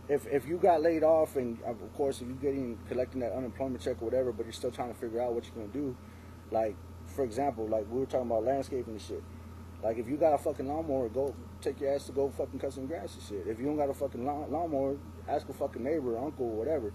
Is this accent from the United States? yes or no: yes; San Antonio, Texas, United States; growing up in San Antonio